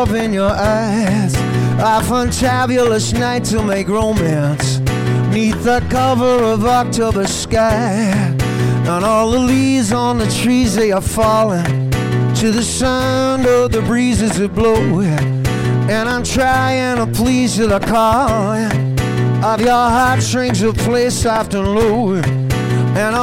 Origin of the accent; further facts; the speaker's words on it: Northern Ireland, United Kingdom; I'm a man from Northern Ireland